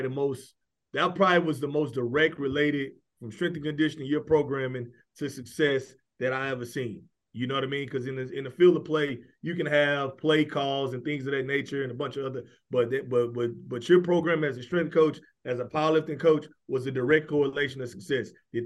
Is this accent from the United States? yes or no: yes; Houston, Texas, United States; I'm from Houston, Texas.